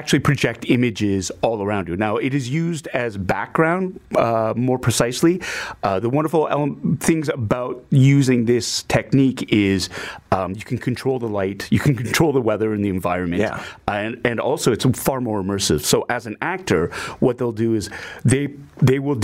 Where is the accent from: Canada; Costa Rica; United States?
Canada; I am of Asian heritage, of Asian descent, but I'm Canadian through and through as well